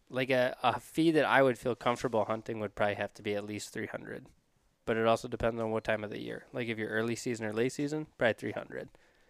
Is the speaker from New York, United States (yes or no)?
no; South Dakota, United States; I'm from South Dakota, born and raised